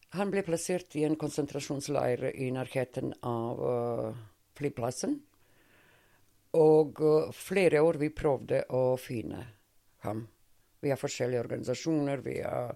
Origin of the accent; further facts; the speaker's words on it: Montenegro; Norwegian is a second language; moved away as an adult; also born or lived in Sarajevo, Bosnia and Herzegovina; now in Norway; mine barndomsvenner, fordi det er min barndomsby